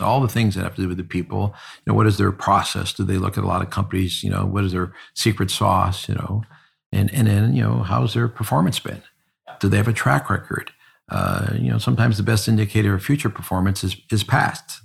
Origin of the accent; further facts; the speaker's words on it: South Euclid, Ohio, United States; also born or lived in Collinwood, Cleveland; I was born in the inner city, uh, in a neighborhood called Collinwood. And I moved out as a little baby and moved to South Euclid. And then I grew up in South Euclid.